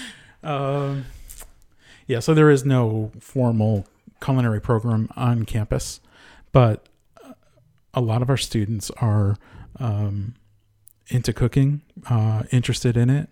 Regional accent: Connecticut, United States; moved away; also born or lived in Rhode Island; I was born and raised in Connecticut, went to school in Rhode Island

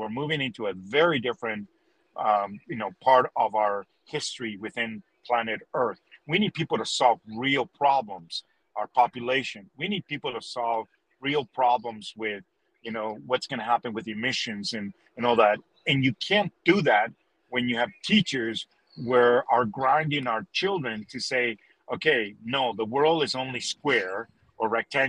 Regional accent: Canada; also born or lived in Chile; it's growing up in Canada has made me love that, especially when I come from a country like Chile, where every day is summer, right?

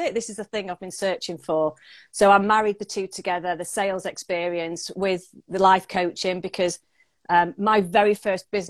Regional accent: Manchester, North West England, United Kingdom; I am a Mancunian, so I live in the UK

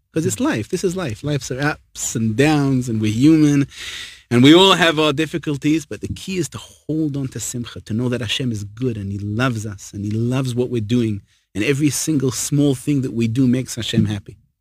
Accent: England, United Kingdom; now in Israel; I'm English

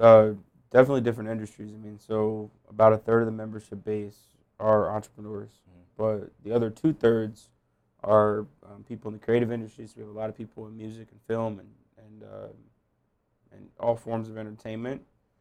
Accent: Los Angeles, California, United States; born there; Yeah, so I was born in Los Angeles.

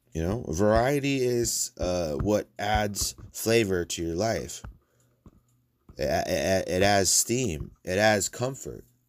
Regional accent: United States; I'm from the United States.

